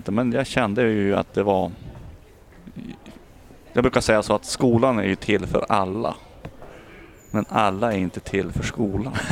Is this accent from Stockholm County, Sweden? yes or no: no; Umeå, Västerbotten County, Sweden; född och uppvuxen här i Umeå.